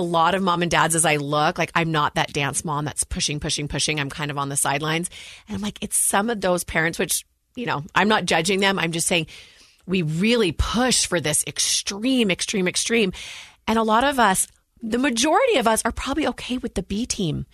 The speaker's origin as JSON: {"language": "English", "town": "Walnut Creek", "region": "California", "country": "United States", "tie": "born or raised there", "moved": "as an adult", "lives_now": "Utah, United States"}